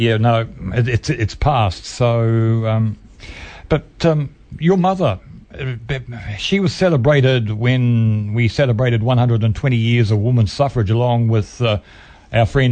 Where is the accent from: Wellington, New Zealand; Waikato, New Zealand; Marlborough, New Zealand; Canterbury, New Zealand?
Waikato, New Zealand; Cambridge; I was born in Cambridge, so I know about that factory